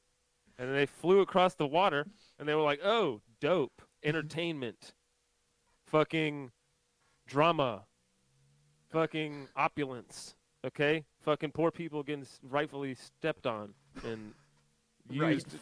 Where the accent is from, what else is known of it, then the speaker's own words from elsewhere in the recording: United States; As an American